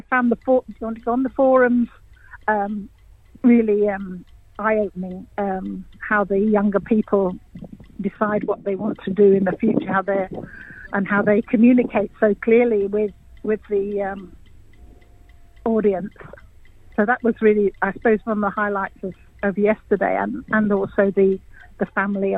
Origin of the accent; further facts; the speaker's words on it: England, United Kingdom; moved away as an adult; also born or lived in Bamaga, Australia; now in Cairns, Australia; I'm English, and I actually retired over here